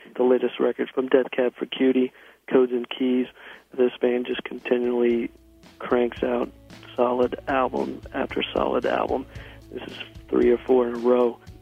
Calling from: Shelbyville, Kentucky, United States; I'm calling from Shelbyville, Kentucky

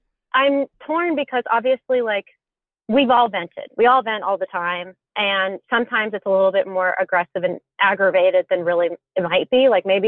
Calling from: Texas, United States; And I'm calling from Texas.

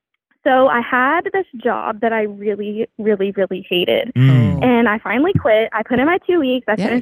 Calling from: Southern Indiana, United States; I'm calling from Southern Indiana.

